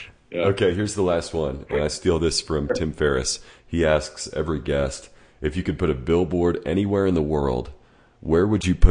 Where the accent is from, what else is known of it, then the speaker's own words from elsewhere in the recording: Arkansas, United States; moved away; I'm from Arkansas